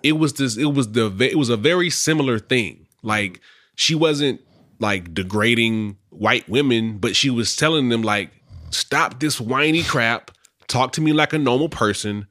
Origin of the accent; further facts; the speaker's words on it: Charlotte, North Carolina, United States; moved away as an adult; I'm from Charlotte